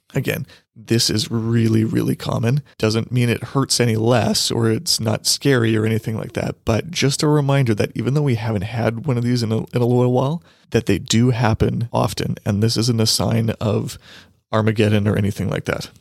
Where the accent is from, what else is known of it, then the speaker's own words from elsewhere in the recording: Canada; Canadian investors here